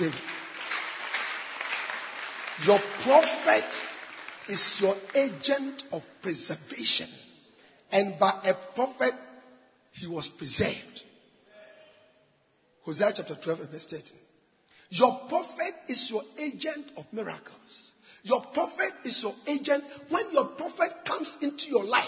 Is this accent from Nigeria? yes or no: yes; Nigeria; I'm from Nigeria